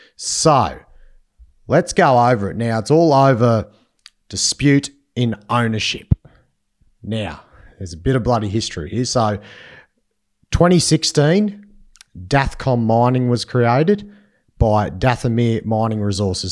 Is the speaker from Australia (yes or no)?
yes; Inverell, New South Wales, Australia; my hometown, sunny in Vyrrell